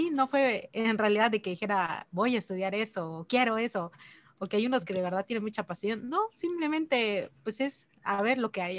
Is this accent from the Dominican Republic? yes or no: no; Chilón, Chiapas, Mexico; also born or lived in Ocosingo; Bueno, soy de Chiapas, em, nací en Chilón y estudié en Nocosingo. Ahí, está la Universidad de la Selva, ahí es donde estudié.